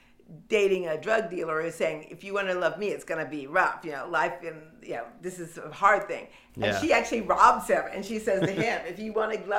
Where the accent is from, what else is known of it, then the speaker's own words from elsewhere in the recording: Detroit, Michigan, United States; Like, I come from Detroit. I'm as gritty as any of you.